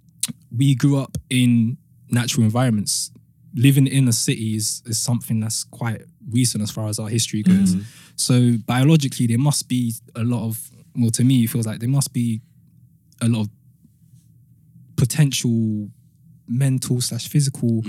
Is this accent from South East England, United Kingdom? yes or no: no; London, United Kingdom; I grew up in Peckham and Camberwell.